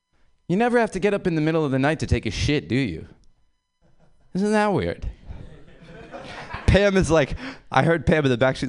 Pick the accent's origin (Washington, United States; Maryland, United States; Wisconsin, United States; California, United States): California, United States; San Francisco; I'm from San Francisco, which is a beautiful city, internationally known for its sex culture